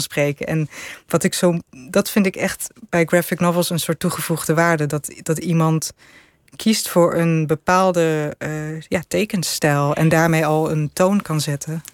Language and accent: Dutch; Netherlands; En ik ik zei ja, uit Nederland.